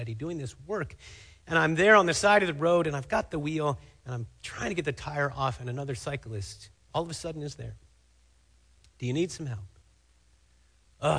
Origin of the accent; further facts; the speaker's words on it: Cincinnati, Ohio, United States; now in Fremont, United States; The hospital where I was born in Cincinnati, Ohio, is named Good Samaritan Hospital